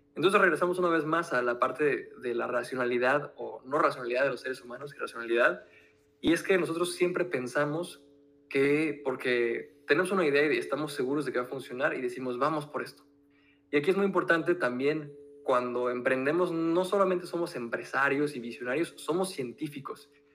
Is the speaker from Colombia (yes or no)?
no; Mexico; moved away as an adult; now in France; yo nací en México, ahora vivimos en Francia